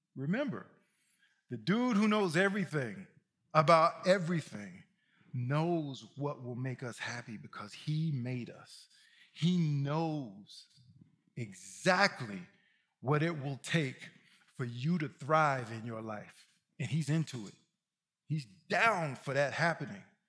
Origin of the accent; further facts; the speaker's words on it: Mississippi, United States; I'm from Mississippi